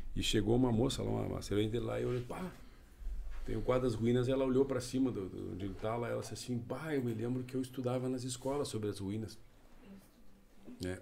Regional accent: Gaúcho, Rio Grande do Sul, Brazil; nós todos somos gaúchos

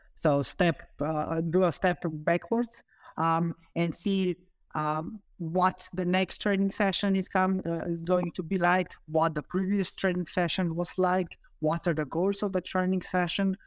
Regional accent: Slovenia; also born or lived in United Kingdom; I'm originally from Slovenia, but I did my P H D in the U K

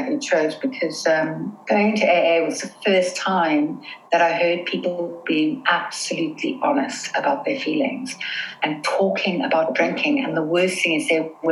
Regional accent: South Africa; now in London, United Kingdom; we grew up in South Africa

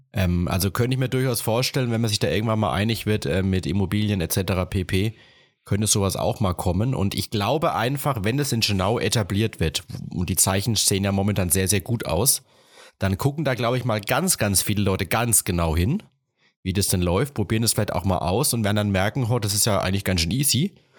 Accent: Rhön-Grabfeld, Bavaria, Germany; also born or lived in Martinroda / Ilmenau; bei uns in Rögrabfeld

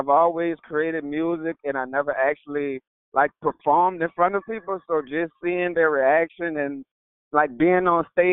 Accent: New Orleans, Louisiana, United States; I'm from New Orleans

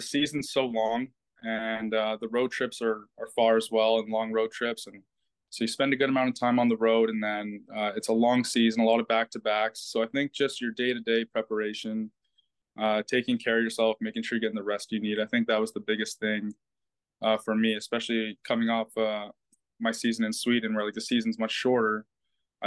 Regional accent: Canada; being Canadian

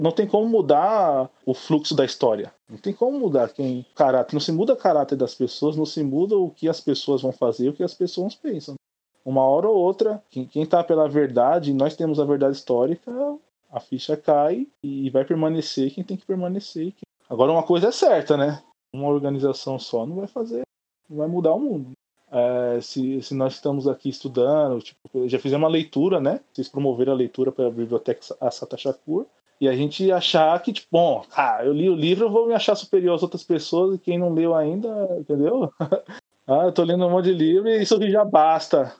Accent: São Paulo, Brazil; eu sou do Grajaú, vive aqui no Grajaú

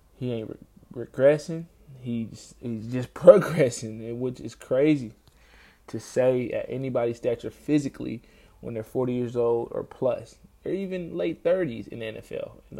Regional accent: Minnesota, United States; being a Minnesotan

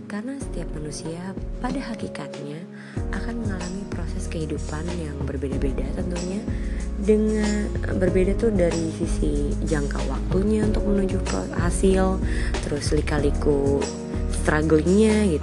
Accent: Bekasi, West Java, Indonesia; gue yang orang Bekasi rumahnya jauh dari pusat kota gue nggak tahu apa-apa tentang peradaban di Jakarta sana

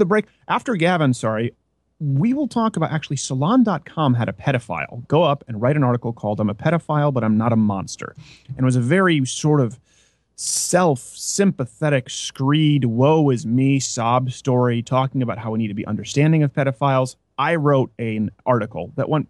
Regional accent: Canada; moved away; also born or lived in New York; I was raised in Canada

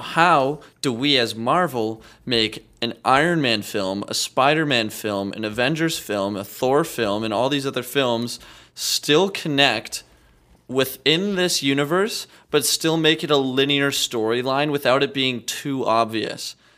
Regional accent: Regina, Saskatchewan, Canada; I'm from Regina, Saskatchewan.

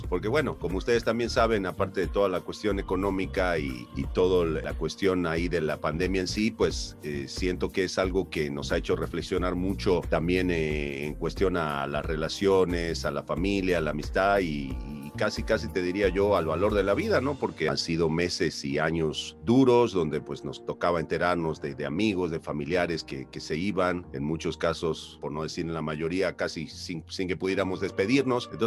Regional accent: Argentina; now in Mexico; incluso hasta la misma fisonomía de la gente de mi tierra es mucho más parecida a la de los mexicanos. Somos el único estado en Argentina que comemos chile, que comemos tamales.

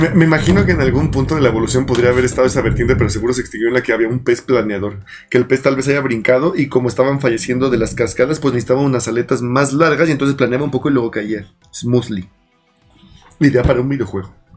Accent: Mexico; soy mexicano

